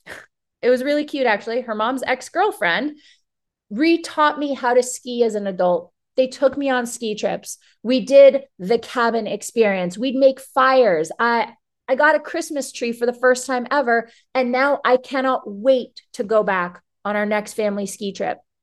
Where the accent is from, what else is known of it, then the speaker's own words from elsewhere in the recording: Toronto, Ontario, Canada; moved away as an adult; now in Florida, United States; I grew up in Toronto, granted, uh, but until I was about nineteen, my mom would always take us to Florida.